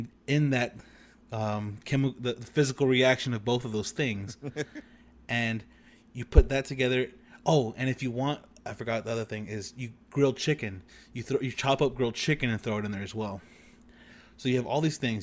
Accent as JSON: {"language": "English", "town": "Corpus Christi", "region": "Texas", "country": "United States", "tie": "born or raised there", "said": "Tony, Zeke, and I all grew up in the Corpus Christi area."}